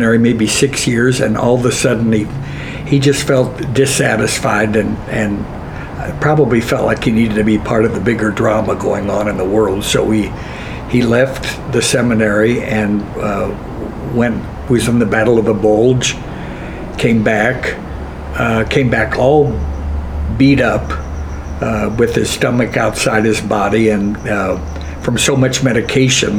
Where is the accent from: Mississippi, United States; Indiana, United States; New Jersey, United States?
Indiana, United States; Richmond; moved away; I'm from Richmond, Indiana, a Quaker town